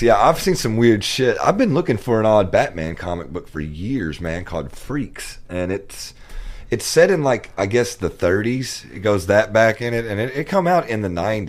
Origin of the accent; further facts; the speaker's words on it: London, Kentucky, United States; also born or lived in Louisville, Kentucky; London, Kentucky, near University of Kentucky in Lexington